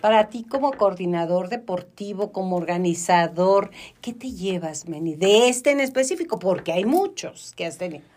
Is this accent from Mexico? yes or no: yes; Mexico; la cultura mexicana